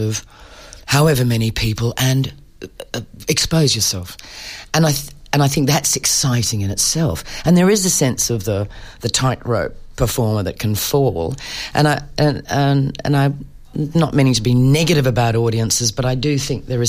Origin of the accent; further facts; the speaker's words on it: Perth, Western Australia, Australia; moved away as an adult; I grew up in Perth.